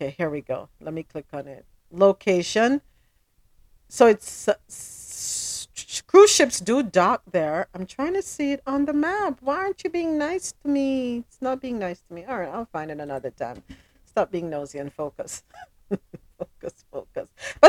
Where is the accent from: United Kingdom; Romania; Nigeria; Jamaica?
Jamaica; Yes, I'm from Jamaica